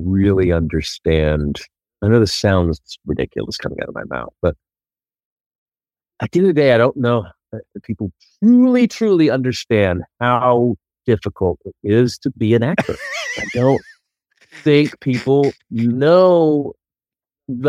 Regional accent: Oklahoma, United States; moved away as an adult; now in Los Angeles, United States; I moved out here from Oklahoma in 2000. 1993

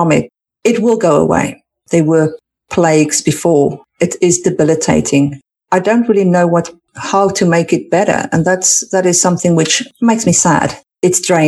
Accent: South Africa; now in United Kingdom; I come from South Africa where the winter is typically short.

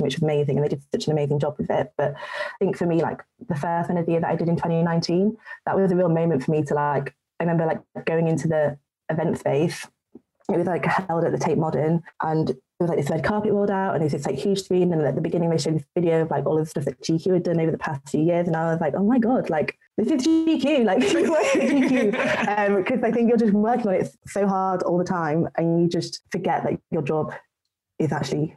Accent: United Kingdom; I'm British

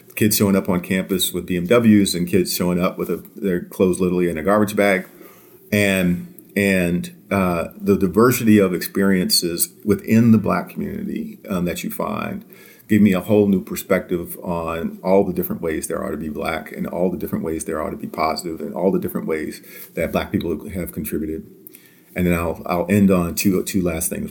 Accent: Washington, District of Columbia, United States; moved away as an adult; I actually am born and raised in Washington, D C. I grew up in Southeast D C

